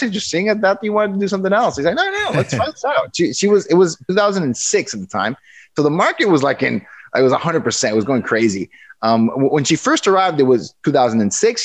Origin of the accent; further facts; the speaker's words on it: Mexico; moved away as an adult; now in Seattle, United States; I'm born and raised in Mexico. I went to school in Mexico.